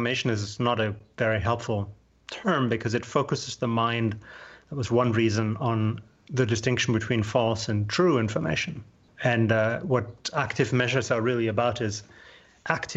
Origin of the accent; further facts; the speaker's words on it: Germany; I'm German. I'm born and raised in Germany